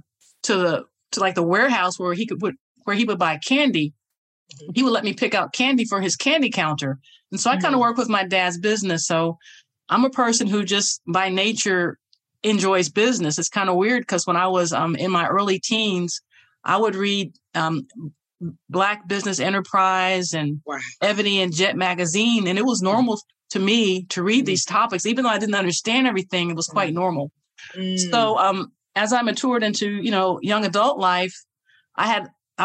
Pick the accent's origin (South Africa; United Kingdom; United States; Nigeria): United States; Indianapolis, Indiana; now in Georgia, United States; I'm from Indianapolis, Indiana